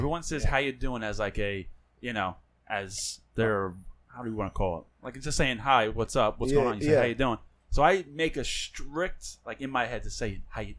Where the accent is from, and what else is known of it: New York, United States